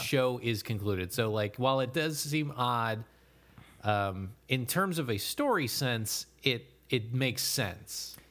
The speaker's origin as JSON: {"language": "English", "country": "United States", "said": "as an American"}